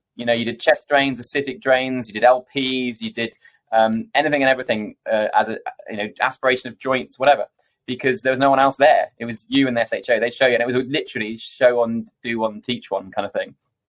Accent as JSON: {"language": "English", "town": "Coventry", "region": "West Midlands", "country": "United Kingdom", "also_born_or_lived": "London", "said": "So I'm from Coventry originally, but spread my wings and went out to Imperial London for medical school."}